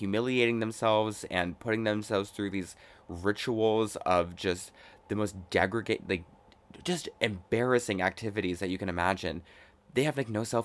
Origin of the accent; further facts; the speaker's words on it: Chicago, Illinois, United States; I am from Chicago